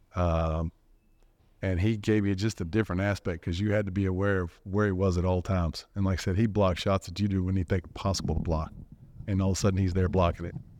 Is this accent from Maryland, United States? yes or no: no; Dallas, Texas, United States; growing up in Dallas